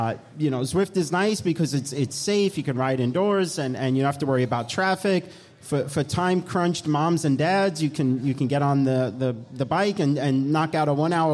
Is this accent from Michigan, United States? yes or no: no; New York, United States; accent: New York; moved away as an adult; now in Florida, United States; I'm from New York and Eric Min is from New York. That's where I get this nice accent from